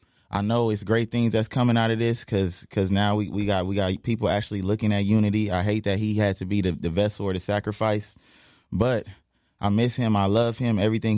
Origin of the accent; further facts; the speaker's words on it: Compton, California, United States; I am from Compton